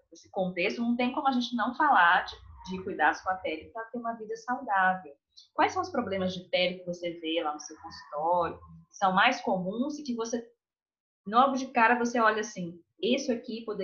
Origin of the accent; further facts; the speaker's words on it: Piauí, Brazil; moved away as an adult; now in Belo Horizonte, Brazil; eu sou do Piauí